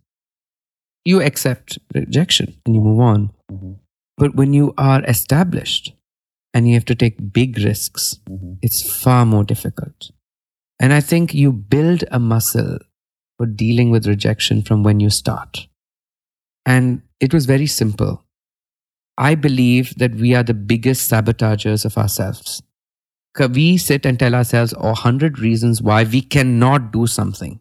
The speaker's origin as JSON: {"language": "English", "country": "India", "said": "I'm an artist from India"}